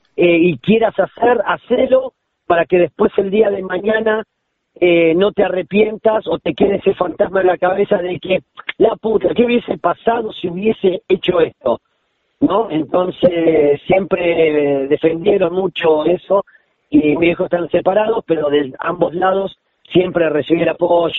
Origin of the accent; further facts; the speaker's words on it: La Plata, Buenos Aires Province, Argentina; yo soy platense